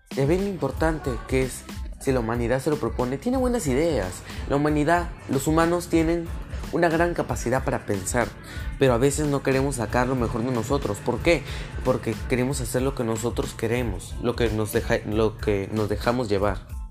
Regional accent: Peru; como peruanos

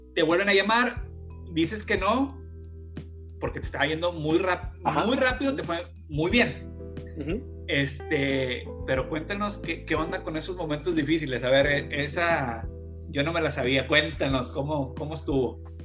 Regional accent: Mexico; also born or lived in Monterrey; somos mexicanos

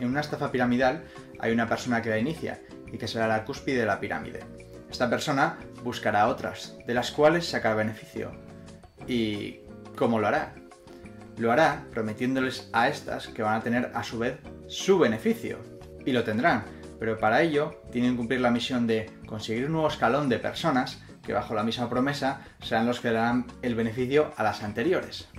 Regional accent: Lima, Peru; moved away as an adult; also born or lived in Miami, United States; now in Virginia, United States; yo soy de Lima, Perú, me mudé a Estados Unidos hace un poco más de dos años

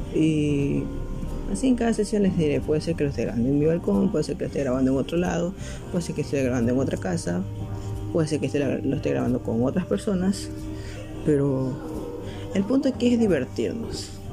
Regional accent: Ecuador; soy de Ecuador

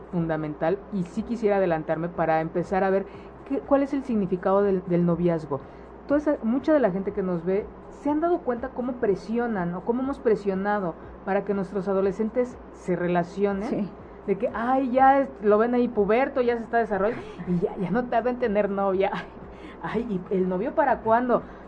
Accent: Mexico; nuestras creencias destructivas como sociedad mexicana

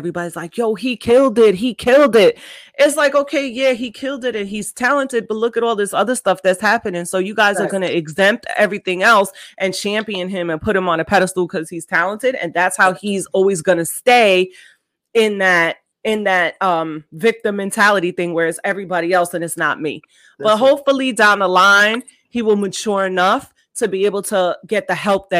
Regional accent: New York, United States; I grew up born and raised in New York.

